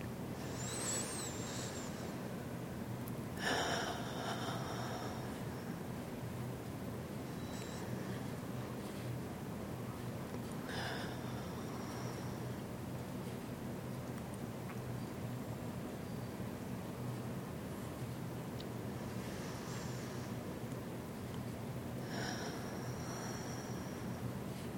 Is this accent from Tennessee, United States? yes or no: yes; Memphis, Tennessee, United States; moved away; I grew up in Memphis, Tennessee